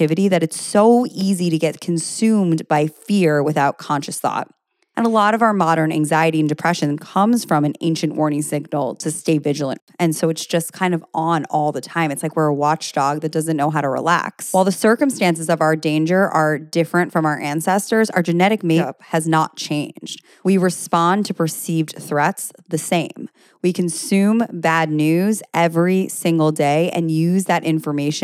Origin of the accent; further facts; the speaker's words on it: United States; being American